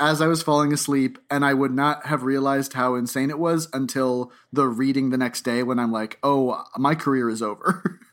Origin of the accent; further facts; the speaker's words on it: Boca Raton, Florida, United States; I grew up, I was born in Boca Raton, Florida